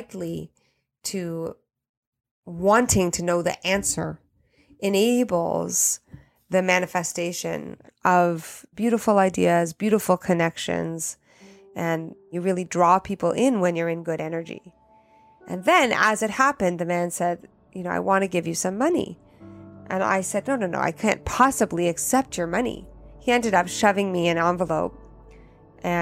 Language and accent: English; Canada; moved away as an adult; also born or lived in Italy; I'm Canadian and learned French in school